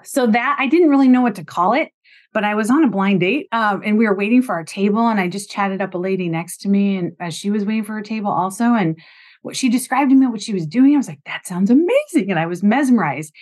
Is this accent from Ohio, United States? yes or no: yes; Ohio, United States; moved away as an adult; also born or lived in Bloomington, Indiana / Vermont; I grew up in Ohio after going to college at Indiana University in Bloomington.